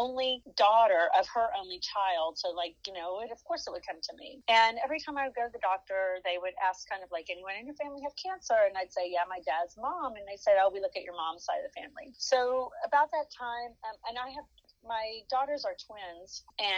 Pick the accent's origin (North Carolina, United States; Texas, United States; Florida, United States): Texas, United States; Dallas; I born and raised in Dallas.